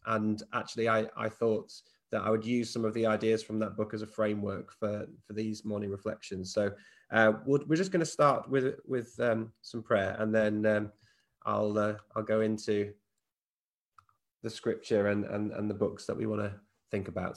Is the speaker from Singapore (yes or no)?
no; United Kingdom; we're British